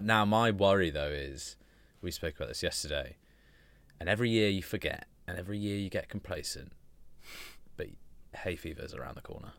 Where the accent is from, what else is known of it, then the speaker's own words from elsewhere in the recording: United Kingdom; we're British